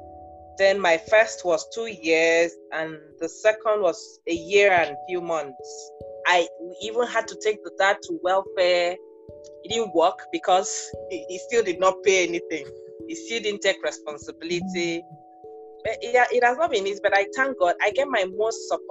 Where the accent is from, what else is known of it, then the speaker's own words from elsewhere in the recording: Akwa Ibom, Nigeria; I'm from Akwa Ibom.